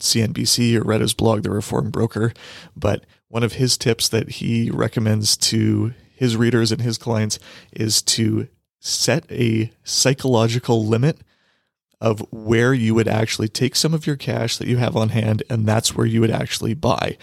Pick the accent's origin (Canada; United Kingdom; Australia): Canada; Canadian investors here